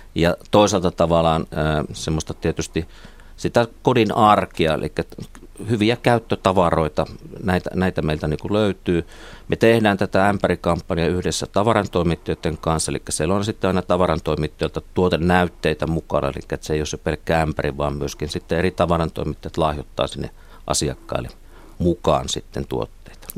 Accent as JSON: {"language": "Finnish", "town": "Kuopio", "region": "North Savo", "country": "Finland", "also_born_or_lived": "Uppsala / Helsinki", "moved": "as an adult", "said": "olen kotoisin Kuopiosta, niin siellä Kuopiossa ei niin torilla puhuttu ruotsia"}